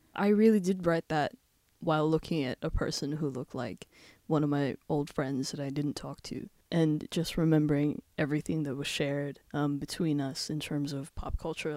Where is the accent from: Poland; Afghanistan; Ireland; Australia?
Australia; Werribee, Victoria; I grew up in Werribee. We immigrated, me and my family, we immigrated to Australia in two thousand three.